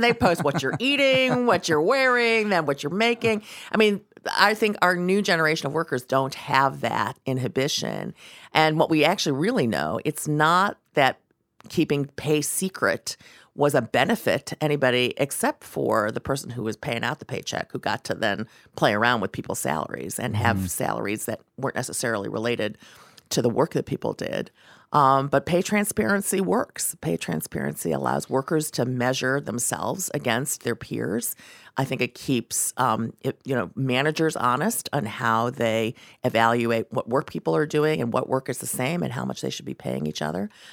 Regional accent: Ohio, United States; growing up in Ohio, not a lot of Chinese people in Ohio at the time

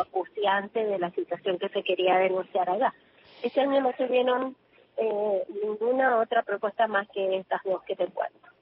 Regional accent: Mendoza, Argentina; yo soy de Mendoza

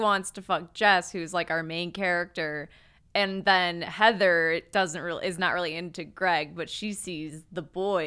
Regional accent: Michigan, United States; growing up in Michigan

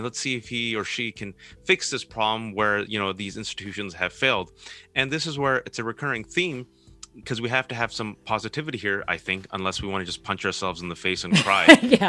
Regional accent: United States; I'm an American. I was born and raised in this country. This is the country that I call my home.

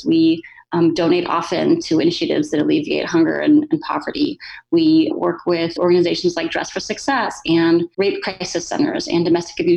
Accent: Corpus Christi, Texas, United States; moved away as an adult; also born or lived in Philadelphia / Cleveland, Ohio / California; I grew up in Texas

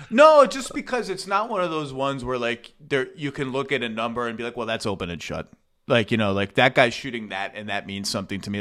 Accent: Connecticut, United States; I grew up in Connecticut

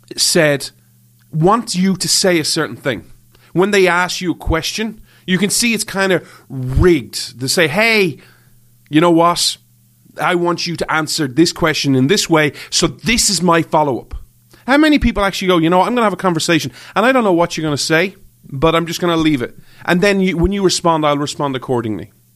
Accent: Ireland; moved away; I grew up in Ireland

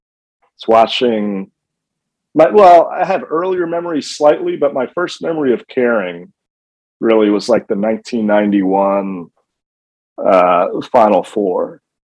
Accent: Raleigh, North Carolina, United States; I grew up in Raleigh, you know, heart of ACC country.

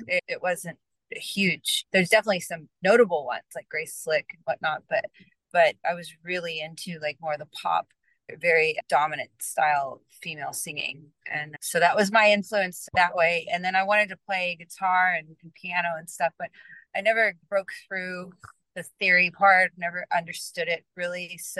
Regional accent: Allen, Texas, United States; I grew up in Allen, Texas, which is right outside of Dallas.

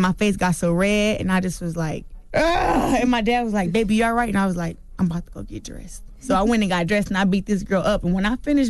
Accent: Flint, Michigan, United States; Flint, Michigan.

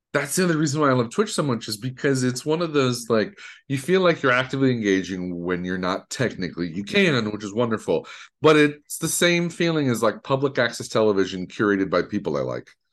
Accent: Detroit, Michigan, United States; growing up in Detroit, there was a school called Specs Howard

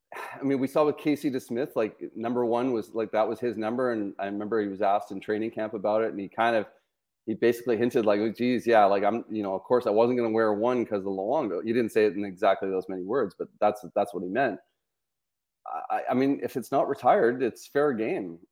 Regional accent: Vancouver, British Columbia, Canada; growing up in Vancouver

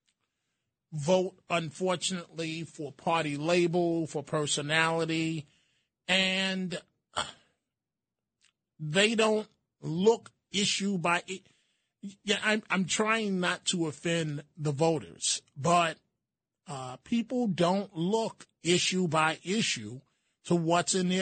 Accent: New York City, New York, United States; when I was growing up in the Bronx

